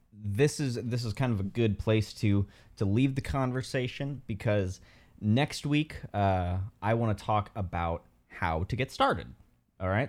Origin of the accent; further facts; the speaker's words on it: South Bend, Indiana, United States; I'm from South Bend, Indiana